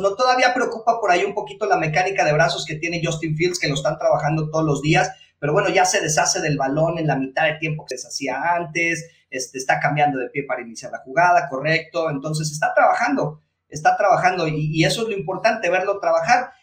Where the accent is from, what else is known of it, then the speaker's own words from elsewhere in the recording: State of Mexico, Mexico; nosotros somos del Estado de México